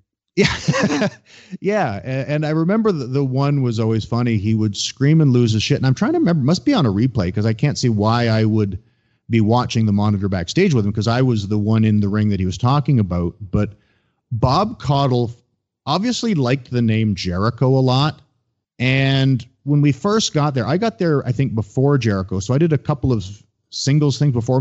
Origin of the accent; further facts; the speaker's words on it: Ontario, Canada; I grew up in Ontario